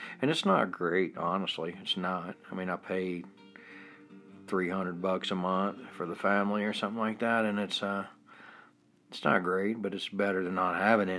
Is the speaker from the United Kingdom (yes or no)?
no; Denmark; And for growing up in Denmark, I find the way we do it better.